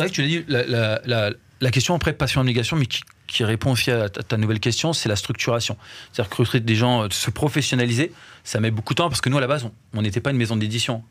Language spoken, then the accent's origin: French; France; nous on, est né, on a grandi en France